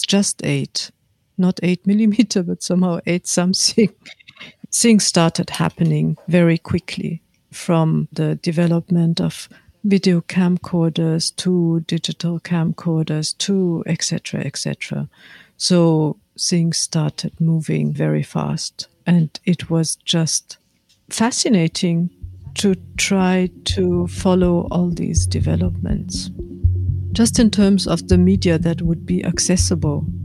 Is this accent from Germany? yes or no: yes; Munich, Bavaria, Germany; I grew up in Munich, in Bavaria.